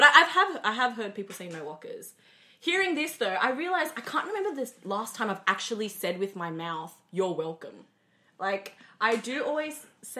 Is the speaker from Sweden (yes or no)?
no; Australia; as much as we are Indo, we are also Australian.